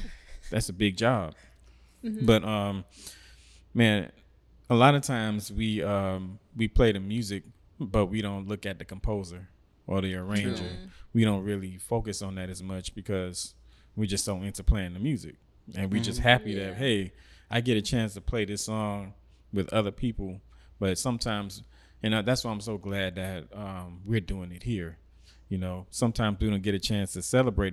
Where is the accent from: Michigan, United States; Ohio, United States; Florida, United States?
Florida, United States; Miami; moved away; since I was in high school back in Miami